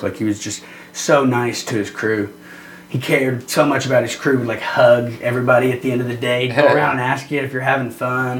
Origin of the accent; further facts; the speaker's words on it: Evansville, Indiana, United States; Evansville, Indiana, which is my hometown